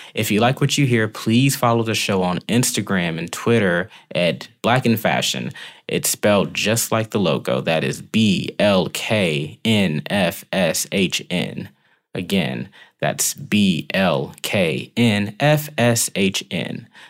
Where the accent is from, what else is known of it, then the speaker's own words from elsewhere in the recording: Decatur, Georgia, United States; I'm from Decatur, Georgia, right outside of Atlanta.